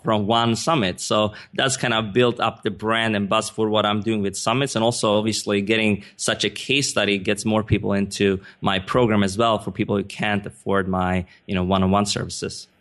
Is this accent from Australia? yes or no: no; Sweden; English is a second language; moved away as an adult; also born or lived in Stockholm / United States; I'm not a native English speaker. I was born and raised in Sweden